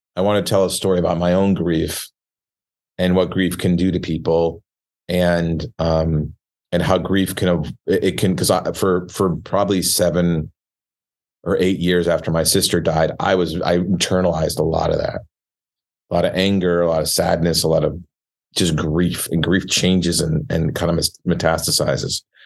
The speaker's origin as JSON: {"language": "English", "region": "Michigan", "country": "United States", "tie": "born or raised there", "said": "we all studied French growing up in Michigan"}